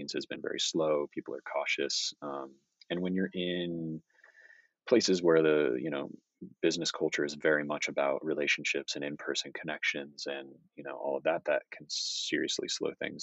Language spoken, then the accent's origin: English; United States; moved away; I'm an American, I'm working for a Japanese company